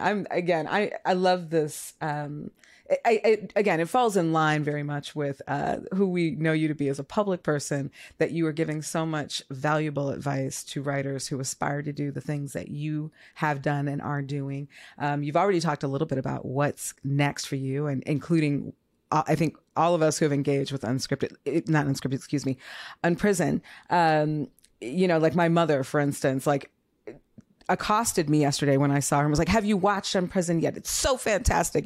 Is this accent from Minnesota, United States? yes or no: yes; Minneapolis, Minnesota, United States; I grew up uh, in, mostly in North Minneapolis